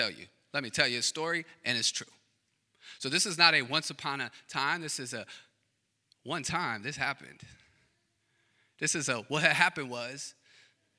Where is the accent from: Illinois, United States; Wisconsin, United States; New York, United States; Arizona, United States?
Wisconsin, United States; Racine; I'm from Racine